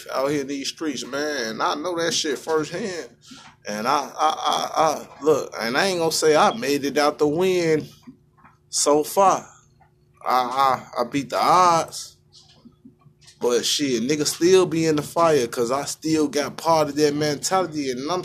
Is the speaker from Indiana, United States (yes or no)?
no; Chicago, Illinois, United States; I'm from Chicago